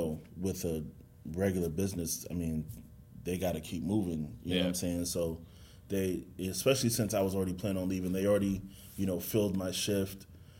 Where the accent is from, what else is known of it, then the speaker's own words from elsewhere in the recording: Boston, Massachusetts, United States; I'm from Boston, Boston, Mass.